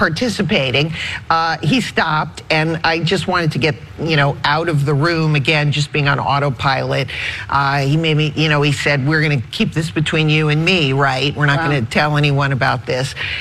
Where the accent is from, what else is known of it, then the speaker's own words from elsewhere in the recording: New England, United States; I'm from New England.